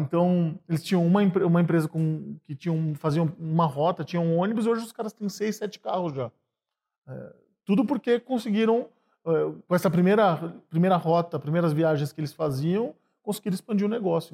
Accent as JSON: {"language": "Portuguese", "town": "Sorocaba", "region": "São Paulo", "country": "Brazil", "moved": "as an adult", "lives_now": "São Paulo, Brazil", "said": "eu vim do interior de São Paulo para estudar aqui em São Paulo, vim de Sorocaba"}